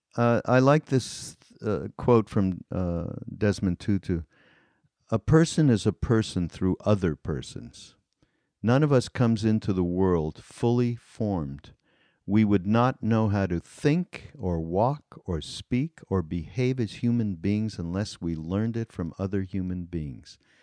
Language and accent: English; Canada; moved away; I'm Canadian